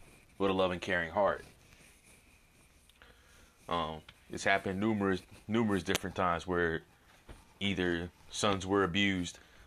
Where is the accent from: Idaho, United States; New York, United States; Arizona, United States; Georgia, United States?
Arizona, United States; I'm from Arizona